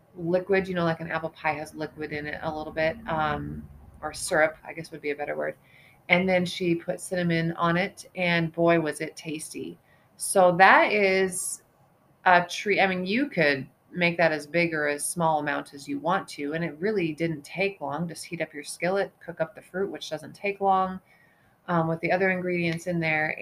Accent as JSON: {"language": "English", "region": "eastern Montana", "country": "United States", "tie": "born or raised there", "moved": "as an adult", "said": "I grew up in Montana. I grew up in eastern Montana"}